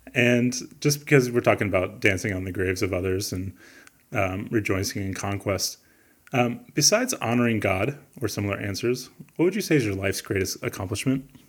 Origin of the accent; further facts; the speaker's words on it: Midwest, United States; I'm from the Midwest